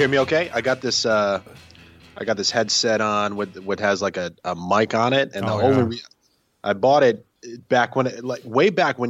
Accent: Bridgeport, Connecticut, United States; moved away as an adult; also born or lived in Albania; now in California, United States; Born and raised in Bridgeport.

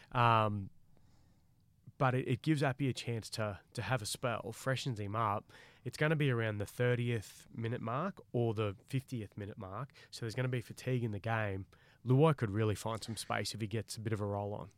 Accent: Queensland, Australia; I'm a Queenslander and I love Queensland

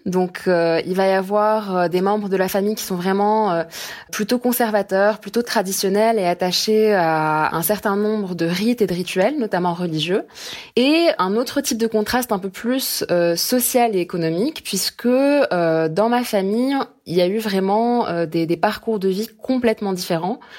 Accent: Casablanca, Casablanca-Settat, Morocco; moved away as an adult; Je suis née à Casablanca, où j'ai grandi jusqu'à mes 18 ans

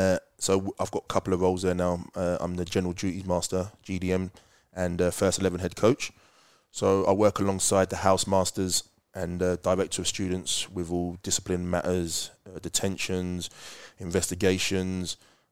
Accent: London, United Kingdom; because I'm not a teacher, I'm more, because I'm like from London.

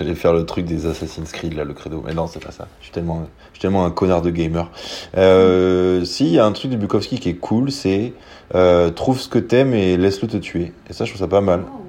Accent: Soulac-sur-Mer, Nouvelle-Aquitaine, France; je viens de Soulac

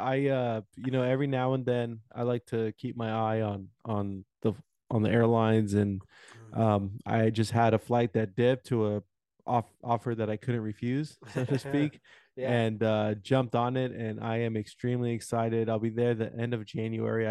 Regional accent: Houston, Texas, United States; my hometown, Houston, Texas

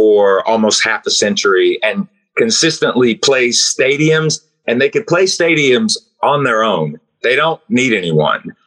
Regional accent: Knoxville, Tennessee, United States; I'm from Knoxville, Tennessee, in the United States

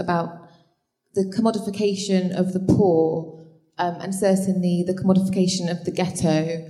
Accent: Bristol, South West England, United Kingdom; I grew up in Easton in the 80s and 90s when nobody wanted to live there, we had no public services

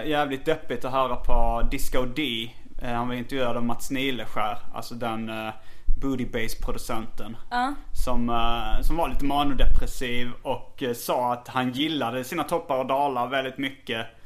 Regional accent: Småland, Sweden; accent: Småland dialect; det är småländska. Jag har småländska. Jag har en uh, småländsk dialekt också.

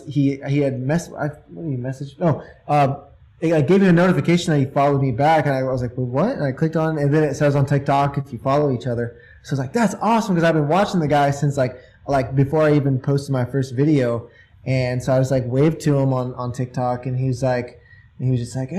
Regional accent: Indiana, United States; I'm from Indiana

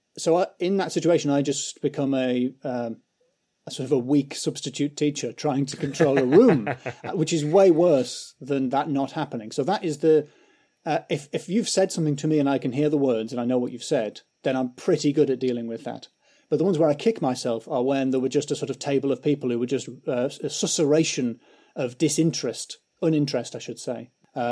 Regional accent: England, United Kingdom; Because I'm English.

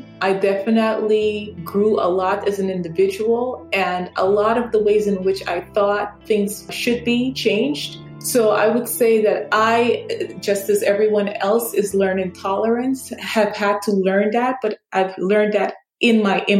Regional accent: New York, United States; And have pretty much grown up here. So everything that I know is based on my lived experience as a New Yorker

